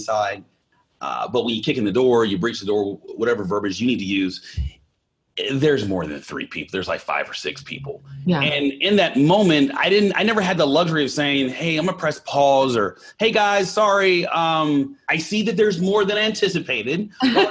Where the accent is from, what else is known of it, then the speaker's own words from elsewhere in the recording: California, United States; moved away; also born or lived in Arkansas / Jackson, Mississippi; I was born in Arkansas, but I grew up in California